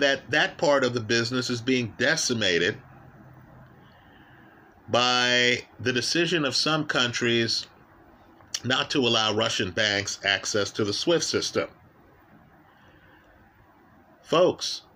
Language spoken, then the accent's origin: English; Jamaica; now in United States; I was born in Jamaica or that I'm an American citizen.